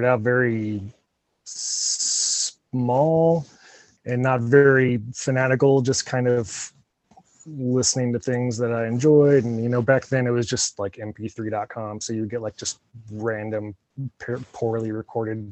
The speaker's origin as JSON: {"language": "English", "town": "Independence", "region": "Missouri", "country": "United States", "tie": "born or raised there", "said": "I grew up in Independence"}